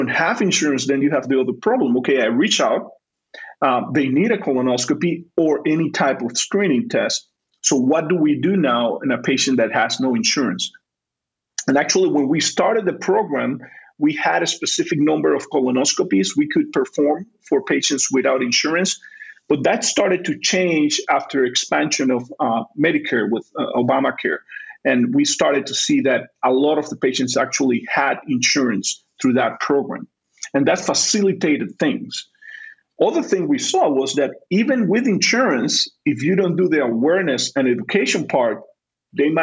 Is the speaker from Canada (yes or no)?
no; Panama; first language Spanish; English is a second language; also born or lived in Chicago, Illinois; now in Providence, United States; I'm originally from Panama, so Spanish is my first language